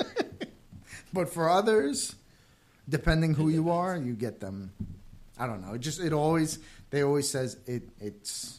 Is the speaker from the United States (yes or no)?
yes; New York, United States; moved away; I'm from New York. My parents retired. They were both NYPD cops. They retired, came down here.